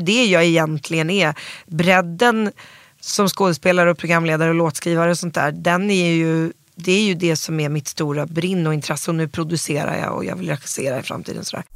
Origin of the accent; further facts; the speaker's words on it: Stockholm, Stockholm County, Sweden; also born or lived in New York; väldigt born and raised. Alltså löjligt born and raised. Jag är kollektiv i Vasastan, uppvuxen